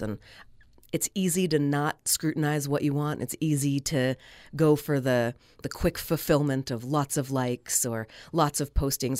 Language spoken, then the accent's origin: English; Northern California, United States; moved away as an adult; now in Logan, Utah, United States; I moved here from Northern California, where I was born and raised